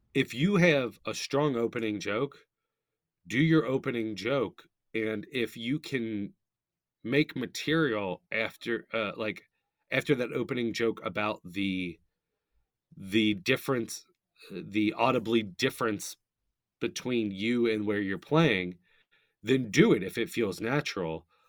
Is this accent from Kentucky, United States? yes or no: yes; Northern Kentucky, United States; I'm from Northern Kentucky